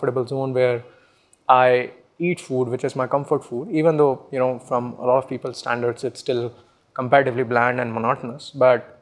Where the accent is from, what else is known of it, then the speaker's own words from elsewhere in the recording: Pulaha, Madhya Pradesh, India; moved away as an adult; now in Pune, India; I come from Pulaha, which is a small village in the middle of Madhya Pradesh